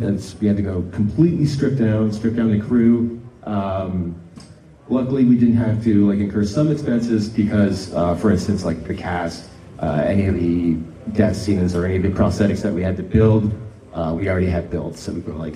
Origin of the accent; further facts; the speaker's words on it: Northern Ontario, Canada; the area of Northern Ontario that I grew up